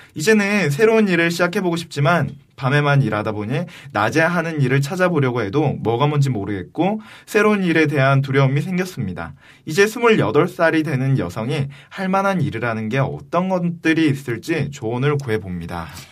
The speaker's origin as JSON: {"language": "Korean", "region": "Busan", "country": "South Korea", "tie": "born or raised there", "accent": "Busan dialect", "moved": "yes", "said": "제가 아무래도 출신이 부산에서 왔다 보니까"}